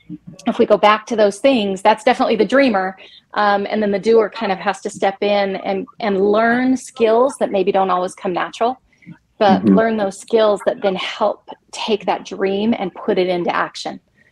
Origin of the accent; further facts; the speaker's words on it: New Mexico, United States; also born or lived in Germany; So I was born in Germany, got an opportunity to live in New Mexico when we first came back to the States.